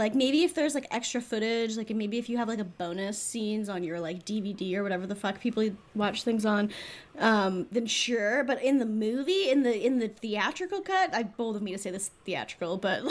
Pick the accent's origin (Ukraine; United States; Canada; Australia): Canada; we're Canadian.